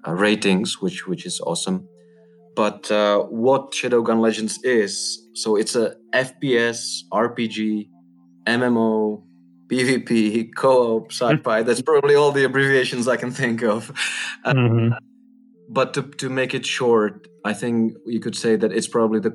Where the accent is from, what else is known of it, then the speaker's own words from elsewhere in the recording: Czechia; I'm from Czech Republic.